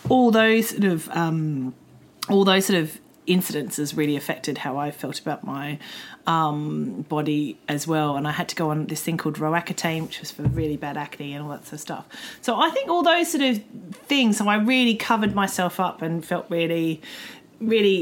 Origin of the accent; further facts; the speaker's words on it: Australia; moved away; I came from Australia, which is a very sporty culture.